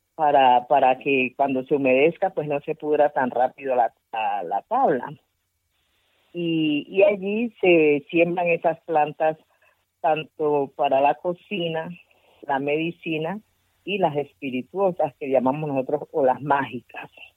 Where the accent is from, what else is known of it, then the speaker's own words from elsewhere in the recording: Pacific region, Colombia; Spanish is a second language; es mi comunidad la que está en ese plato, es Colombia la que está en ese plato